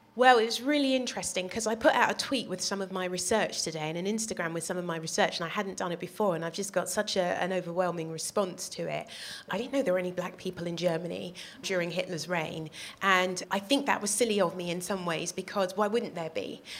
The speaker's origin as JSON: {"language": "English", "country": "United Kingdom", "also_born_or_lived": "Netherlands", "said": "I'm a black woman and I'm British"}